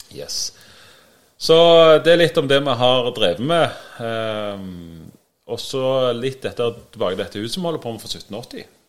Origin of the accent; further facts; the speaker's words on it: Sandnes, Rogaland, Norway; Jeg er òg fra Sandnes.